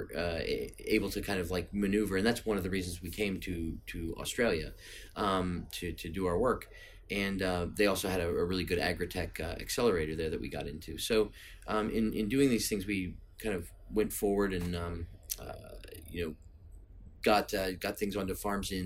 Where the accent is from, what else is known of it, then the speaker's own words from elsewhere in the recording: United States; I'm American